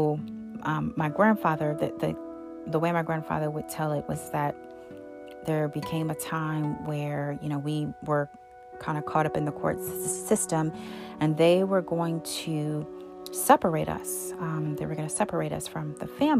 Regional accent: Buffalo, New York, United States; I was born on March 3rd, 1981 in Buffalo, New York

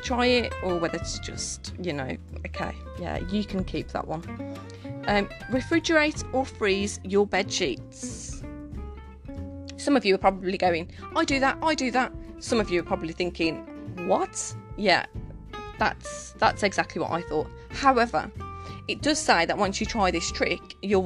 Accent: Birmingham, West Midlands, United Kingdom; I'm from Birmingham, so maybe my lingo is completely different

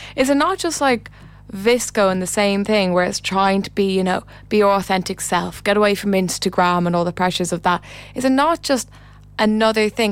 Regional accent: Ireland

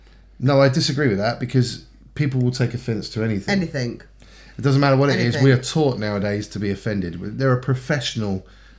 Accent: United States; moved away; Well, I'm American.

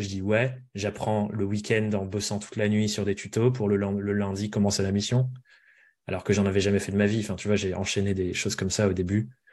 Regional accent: near Périgueux, Dordogne, Nouvelle-Aquitaine, France; moved away; l'hôpital de la ville à côté de chez moi, à Périgueux, donc en Dordogne

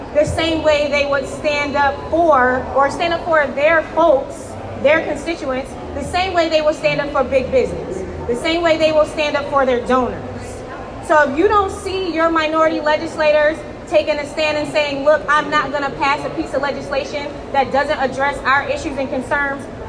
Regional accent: New York, United States; I'm from New York State

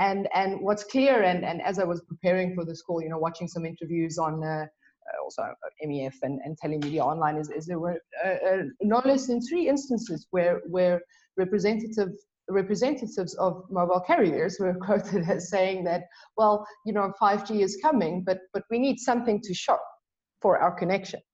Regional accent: South Africa; I'm South African

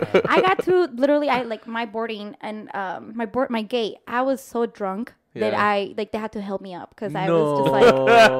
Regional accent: Mexico; English is a second language; now in Des Moines, United States; I'm actually originally from Mexico, and I've been in Des Moines since 1998.

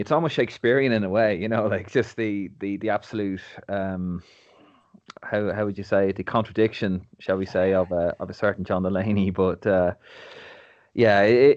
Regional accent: Dublin, Leinster, Ireland; moved away; I'm actually from Neilstown originally

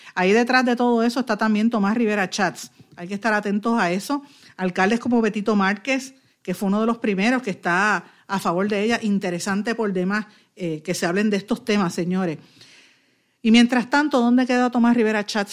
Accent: Puerto Rico

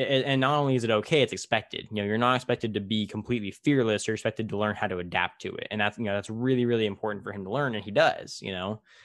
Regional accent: Tulare, California, United States; in my hometown of Tulare

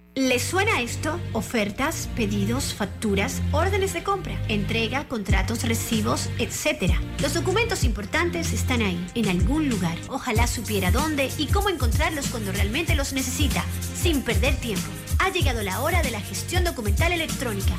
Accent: Santiago de Veraguas, Veraguas, Panama; yo nací en Santiago y en Santiago

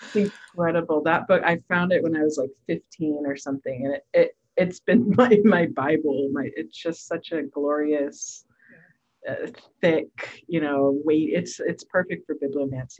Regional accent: Portland, Oregon, United States; I'm from Portland, Oregon.

